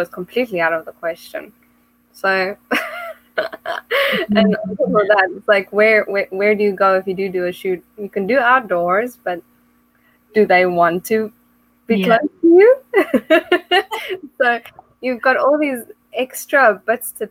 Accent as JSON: {"language": "English", "country": "South Africa", "moved": "as an adult", "lives_now": "England", "said": "I'm originally from South Africa"}